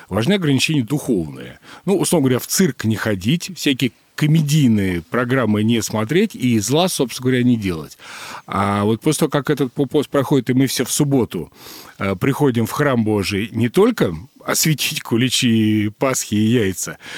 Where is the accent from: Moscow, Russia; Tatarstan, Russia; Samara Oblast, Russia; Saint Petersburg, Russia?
Moscow, Russia; А, мне повезло, и в детстве я жил на Преображенке до 12 лет.